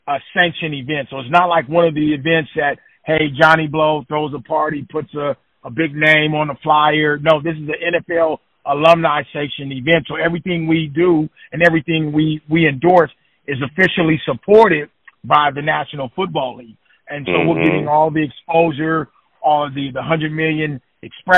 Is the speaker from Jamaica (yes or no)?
no; Oakland, California, United States; I'm from Oakland